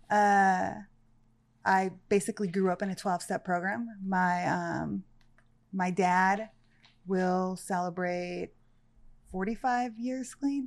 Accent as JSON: {"language": "English", "town": "Santa Clarita", "region": "California", "country": "United States", "tie": "born or raised there", "also_born_or_lived": "Panama City", "said": "I grew up in a town called Canyon Country, California"}